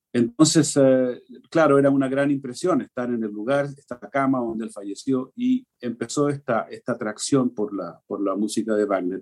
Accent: Chile; moved away as an adult; also born or lived in New York / Italy; yo me fui de Chile um, a estudiar primero Juilliard

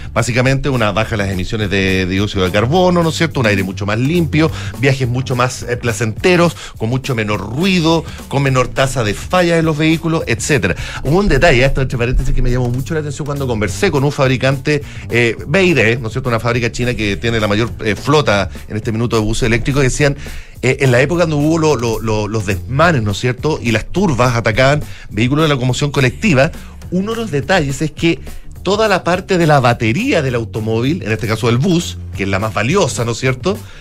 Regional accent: Chile

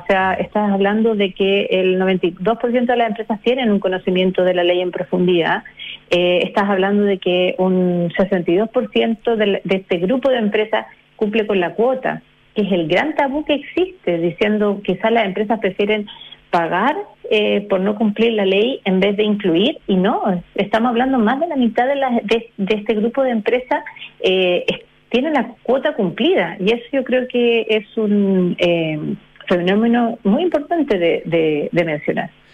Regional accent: Chile; nosotros como chilenos

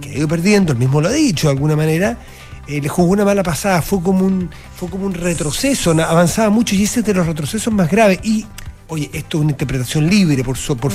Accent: San Felipe, Valparaíso, Chile; moved away; yo soy original de San Felipe

